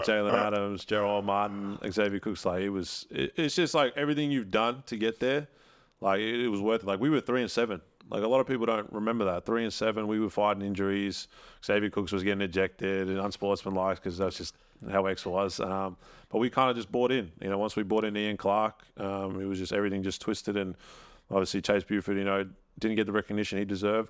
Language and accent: English; Melbourne, Victoria, Australia; now in Adelaide, Australia; I live in Adelaide, but I'm from Melbourne.